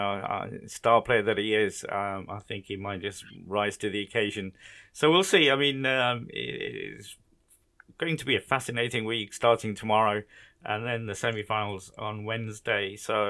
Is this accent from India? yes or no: yes; Gujarat, India; born or raised there; moved away